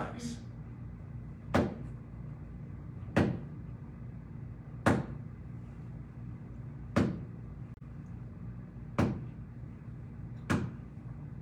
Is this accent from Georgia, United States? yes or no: yes; Georgia, United States; moved away as an adult; also born or lived in Los Angeles; I grew up next door in Georgia. And I grew up there